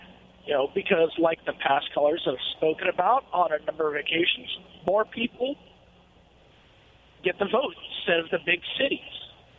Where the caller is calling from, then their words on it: Marysville, Washington, United States; And I live up in Marysville, Washington.